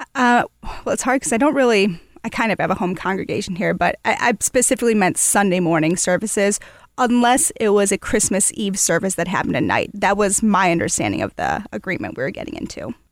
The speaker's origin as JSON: {"language": "English", "town": "Toledo", "region": "Ohio", "country": "United States", "tie": "born or raised there", "moved": "as an adult", "lives_now": "Louisville, United States", "said": "I was born and raised in Toledo, Ohio, but I've lived here for about, uh, a little over ten years."}